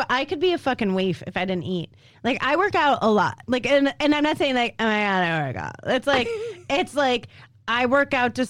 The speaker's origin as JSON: {"language": "English", "town": "Chicago", "region": "Illinois", "country": "United States", "tie": "born or raised there", "said": "the street I grew up on. Okay. In Chicago, it was Dauphine Chicago. Avenue."}